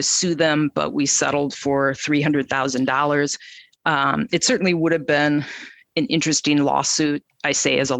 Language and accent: English; Minnesota, United States; I was born in Minnesota. I've lived in Minneapolis since college many, many years ago